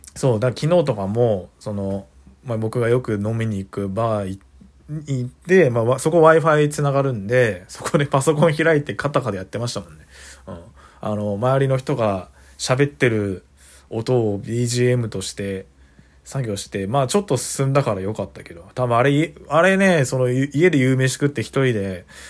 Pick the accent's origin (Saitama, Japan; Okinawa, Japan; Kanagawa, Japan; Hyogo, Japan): Saitama, Japan; moved away as an adult; now in Suita, Japan; 実家が埼玉県なんで